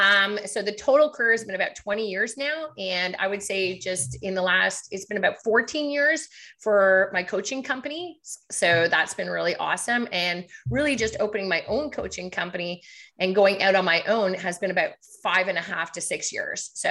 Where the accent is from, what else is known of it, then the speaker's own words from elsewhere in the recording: Montreal, Quebec, Canada; now in Ottawa, Canada; I'm from Quebec, so I'm from Montreal, but the business side, I started back in Ottawa